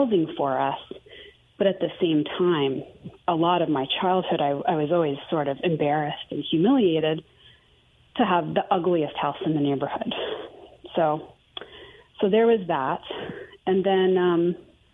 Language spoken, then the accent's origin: English; Maine, United States; moved away; also born or lived in Houston / Greenville, South Carolina; I grew up fairly poor in Maine, in the middle of nowhere